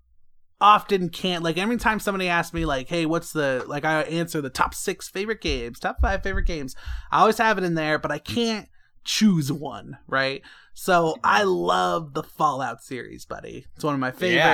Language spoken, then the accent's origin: English; Las Vegas, Nevada, United States; I'm from the Vegas.